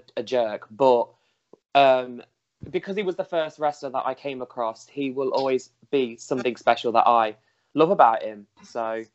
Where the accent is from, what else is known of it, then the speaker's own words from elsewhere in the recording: United Kingdom; I'm from, as you can tell by my accent, from the UK.